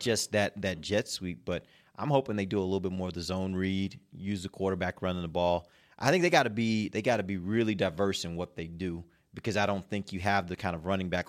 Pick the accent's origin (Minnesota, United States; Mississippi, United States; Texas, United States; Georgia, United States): Texas, United States; Houston; born or raised there; moved away